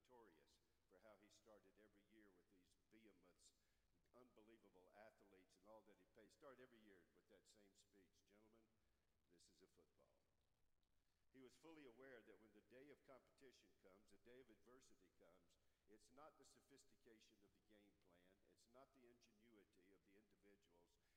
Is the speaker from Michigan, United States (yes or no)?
no; Charlotte, North Carolina, United States; back in my hometown, Charlotte, North Carolina